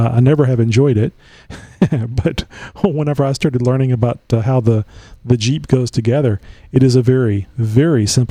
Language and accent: English; Texas, United States; I've been here all my life